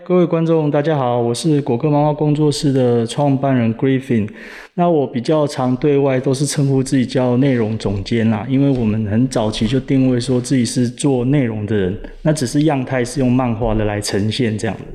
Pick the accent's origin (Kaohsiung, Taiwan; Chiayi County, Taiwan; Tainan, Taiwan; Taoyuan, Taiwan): Kaohsiung, Taiwan; moved away; also born or lived in Taichung; 其实我是高雄人，那那时候这个决定创业的时候，我是跑到台中